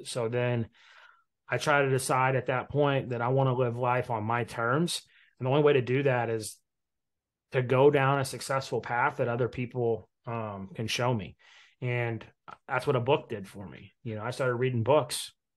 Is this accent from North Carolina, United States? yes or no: no; Indiana, United States; my first real investment property was a quadplex in Indiana, in my hometown